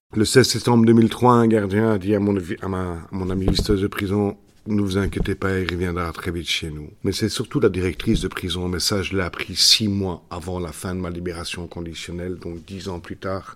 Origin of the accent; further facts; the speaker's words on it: Belgium; chez nous en Belgique